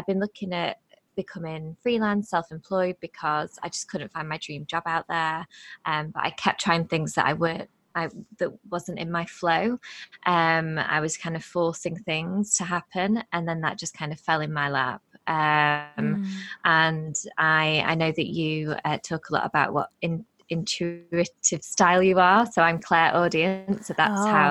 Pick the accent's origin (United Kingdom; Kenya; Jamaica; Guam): United Kingdom; England; born and bred in England